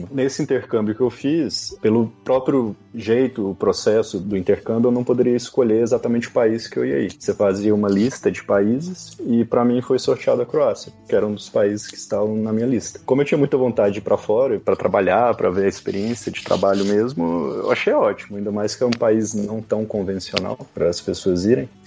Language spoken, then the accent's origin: Portuguese; Divinópolis, Minas Gerais, Brazil; moved away as an adult; also born or lived in Campinas, Brazil; now in Croatia; eu sou de Minas, do interior, uma cidade que chama Divinópolis, com 100 quilômetros de Belo Horizonte. Eu saí de casa com 18 anos para ir fazer faculdade fora, né?